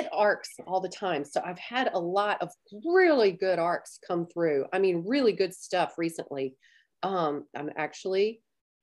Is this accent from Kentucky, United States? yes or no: no; Baton Rouge, Louisiana, United States; moved away; I'm originally from Baton Rouge. So it's probably that, because I'm originally from South Louisiana